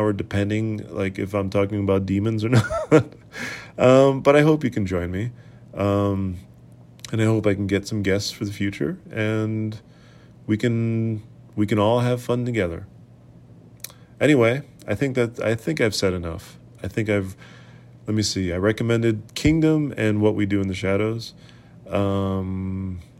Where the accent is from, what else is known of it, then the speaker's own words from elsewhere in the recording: Boston, Massachusetts, United States; I grew up in New England and I'm sort of from Boston